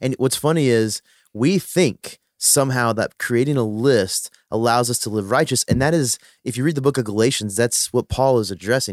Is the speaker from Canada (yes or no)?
no; Philippines; I'm a Filipino